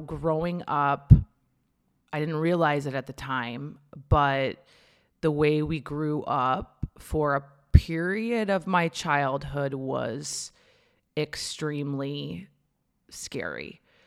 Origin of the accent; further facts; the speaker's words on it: Minnesota, United States; now in Santa Monica, United States; I grew up in Minnesota. about an hour north of the Twin Cities